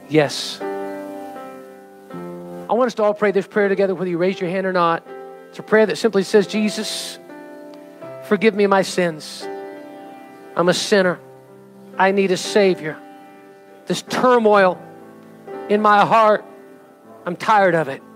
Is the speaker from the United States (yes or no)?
yes; United States; we stand in representation of the United States of America today as American citizens, as U.S. citizens